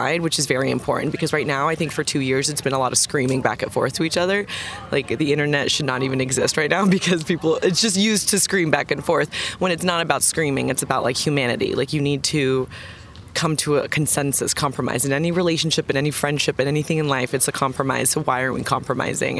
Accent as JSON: {"language": "English", "region": "Florida", "country": "United States", "also_born_or_lived": "London", "moved": "yes", "lives_now": "Texas, United States", "said": "I'm from Florida"}